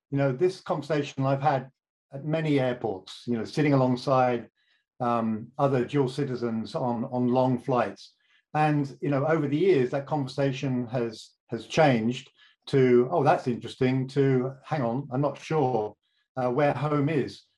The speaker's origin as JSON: {"language": "English", "country": "United Kingdom", "accent": "British", "moved": "as an adult", "lives_now": "St. Paul, United States", "said": "my accent uh, has been stubbornly British for as long as we've known each other"}